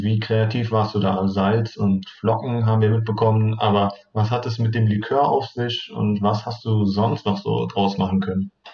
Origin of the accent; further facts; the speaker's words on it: Turkey; moved away; ich komme ursprünglich aus der Türkei